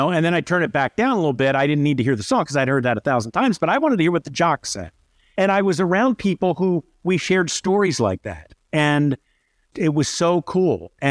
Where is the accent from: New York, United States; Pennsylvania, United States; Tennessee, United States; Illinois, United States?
New York, United States; Syracuse; if I tell them I'm from Syracuse, the question is AER, JPZ.